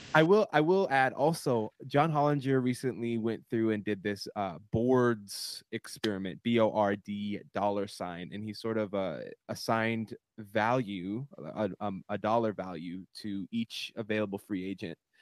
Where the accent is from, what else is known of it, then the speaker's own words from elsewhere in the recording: Minneapolis, Minnesota, United States; our home base, our home, our hometown, Minneapolis